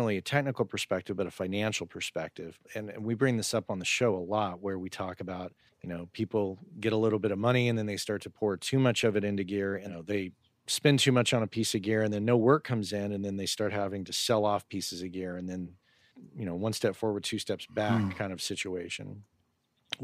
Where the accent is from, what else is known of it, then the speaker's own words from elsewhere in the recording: New Mexico, United States; my hometown